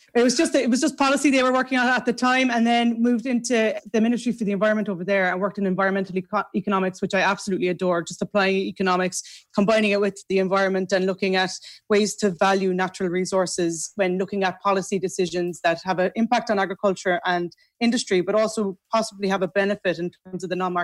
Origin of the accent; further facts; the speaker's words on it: Macroom, Munster, Ireland; I grew up in Macroom.